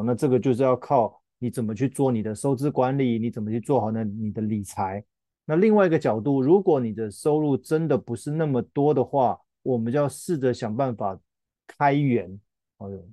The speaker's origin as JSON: {"language": "Chinese", "country": "Taiwan", "said": "我们台湾人"}